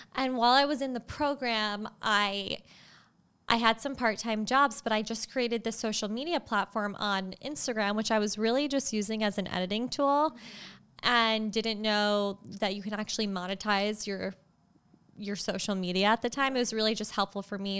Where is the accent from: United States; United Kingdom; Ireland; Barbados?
United States; Long Island, New York; I was born in New York City, and then my parents moved, my brother and I at the time, to the North Shore of Long Island. So we grew up in Long Island